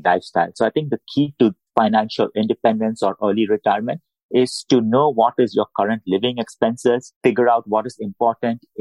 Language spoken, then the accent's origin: English; India; English is a second language; moved away as an adult; now in United States; I moved from India